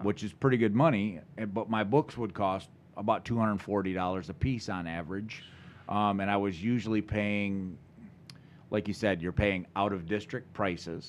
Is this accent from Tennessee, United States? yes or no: no; Lansing, Michigan, United States; also born or lived in Charlotte, Michigan / Potterville, Michigan / Vermontville, Michigan; I grew up all around the Lansing area